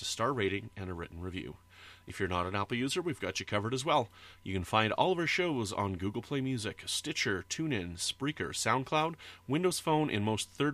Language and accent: English; Canada; I'm Canadian